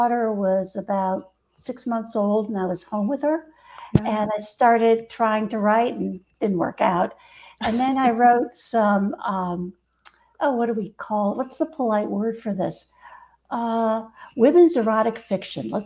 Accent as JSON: {"language": "English", "region": "Mexico City", "country": "Mexico", "tie": "born or raised there", "moved": "yes", "lives_now": "Northern California, United States", "said": "I grew up in Mexico City"}